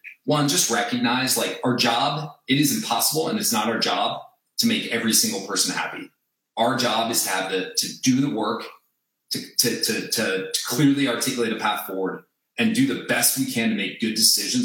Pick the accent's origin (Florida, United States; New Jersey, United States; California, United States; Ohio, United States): New Jersey, United States; I grew up in New Jersey